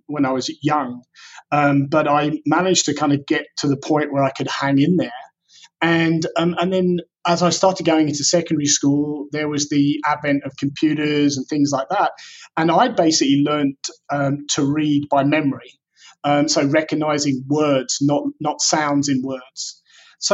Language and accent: English; England, United Kingdom; growing up in England at the time, dyslexia was completely unrecognized